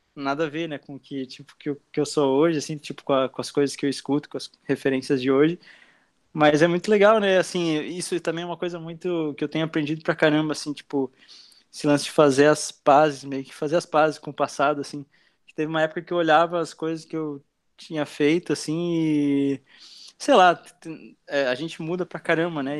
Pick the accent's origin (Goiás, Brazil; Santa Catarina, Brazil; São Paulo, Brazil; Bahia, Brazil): Santa Catarina, Brazil; Blumenau; also born or lived in Argentina; now in Itajaí, Brazil; eu tenho 23 anos e nasci em Blumenau. Tô morando aqui em Itajaí já faz acho que uns, uns três anos